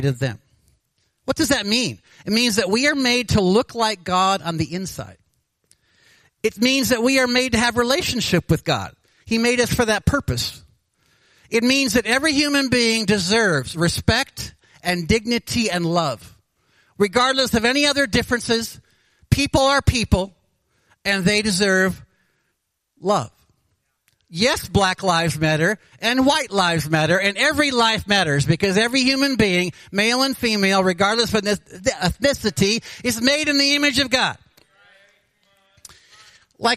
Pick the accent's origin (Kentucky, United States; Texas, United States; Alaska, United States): Alaska, United States; Anchorage; I was born in Anchorage. I've lived here over 64 years